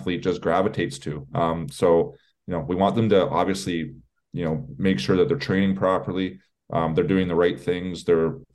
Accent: Canada; I'm Canadian

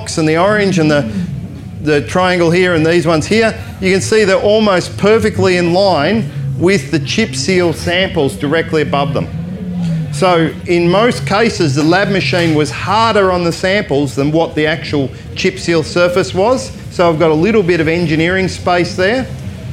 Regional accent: Australia; I am Australian

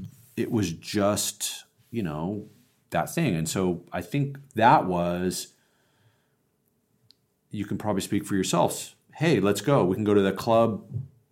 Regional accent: Joshua Tree, California, United States; moved away as an adult; also born or lived in Los Angeles; I'm some kid from Joshua Tree

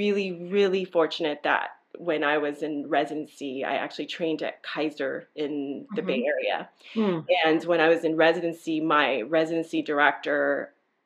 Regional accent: Nicaragua; now in California, United States; I'm originally from Nicaragua

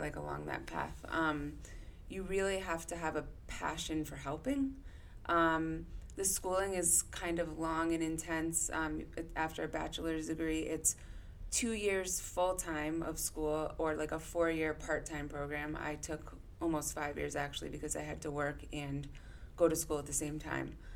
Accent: Weston, Connecticut, United States; I grew up in not too far from here in Weston, Connecticut

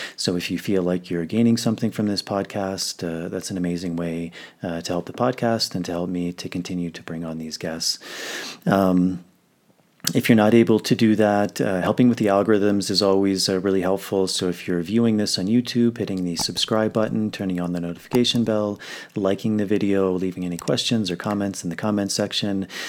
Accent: United States; now in Peru; I'm in Peru, but, uh, I'm, I'm from the States

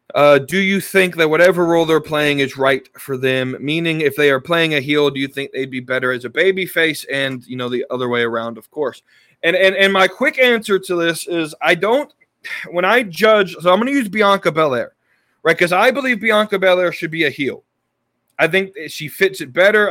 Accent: Charlotte, North Carolina, United States; my hometown of Charlotte

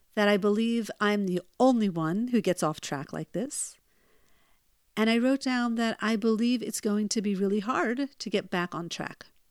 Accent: United States; now in Israel; where I grew up in the United States

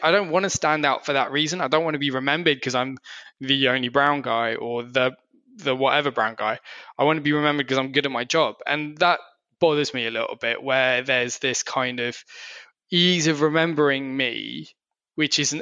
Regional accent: Surrey, South East England, United Kingdom; I grew up in Surrey

